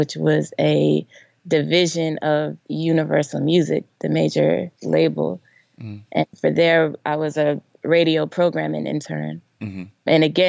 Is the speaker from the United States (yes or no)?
yes; New Jersey, United States; moved away as an adult; also born or lived in Maryland; now in Atlanta, United States; I am from Jersey, born and raised